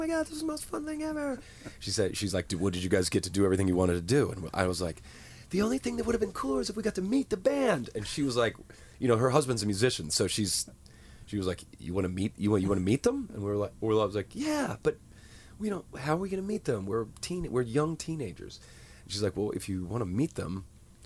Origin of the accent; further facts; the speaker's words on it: United States; I grew up in a very rural part of the U.S., and we didn't get shows